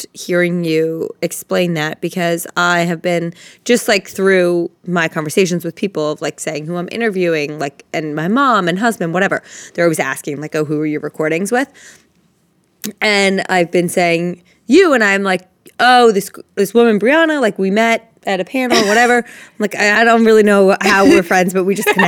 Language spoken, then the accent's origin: English; Princeton, New Jersey, United States; I grew up in Princeton, New Jersey.